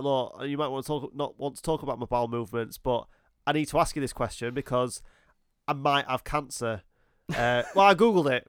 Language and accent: English; United States; because I'm American